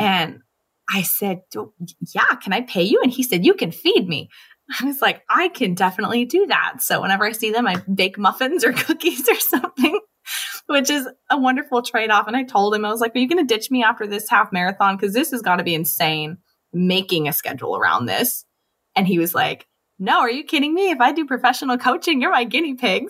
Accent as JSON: {"language": "English", "town": "Los Angeles", "region": "California", "country": "United States", "said": "I'm from Los Angeles. I lived at the beach in our flip-flops all the time"}